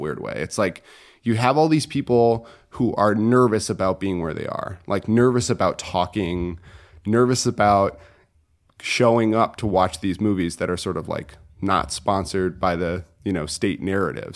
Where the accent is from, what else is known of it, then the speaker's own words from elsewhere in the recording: Connecticut, United States; moved away as an adult; also born or lived in China; I'm from Connecticut originally